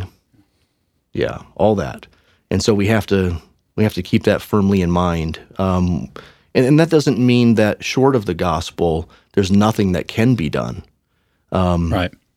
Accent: outside of Detroit, Michigan, United States; I grew up outside of Detroit in a little suburb that was almost completely white

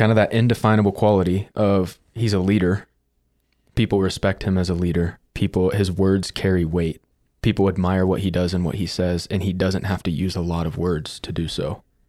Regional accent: Alexandria, Kentucky, United States; Alexandria, Kentucky.

